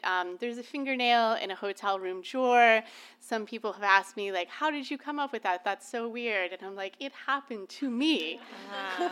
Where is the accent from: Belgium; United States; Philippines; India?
United States; Orlando, Florida; now in Cambridge, United States; I was born and raised in Orlando, Florida